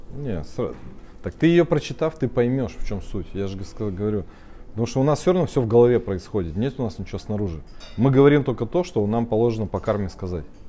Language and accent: Russian; Russia; мы родились с вами в Российской Федерации. Это же всем понятно, да? Мы живем в городе Пермь